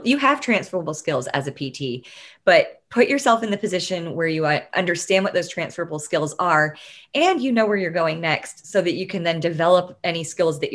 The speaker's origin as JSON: {"language": "English", "town": "Tyler", "region": "Texas", "country": "United States", "tie": "born or raised there", "said": "I grew up in Tyler, Texas"}